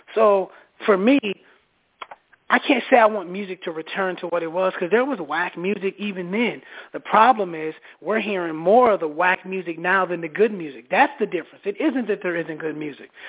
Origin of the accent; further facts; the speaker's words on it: Minneapolis, Minnesota, United States; now in Atlanta, United States; I'm from Minneapolis